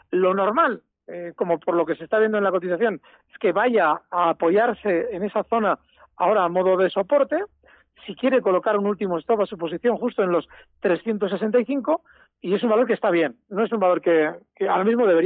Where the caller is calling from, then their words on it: Logroño, La Rioja, Spain; Hola, buenas … de Logroño